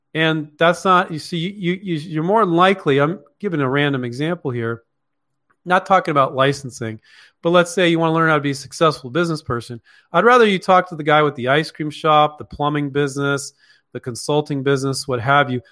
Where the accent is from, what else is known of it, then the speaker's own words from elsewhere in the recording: Palo Alto, California, United States; also born or lived in Mountain View, California; I grew up in Palo Alto and Mountain View, California.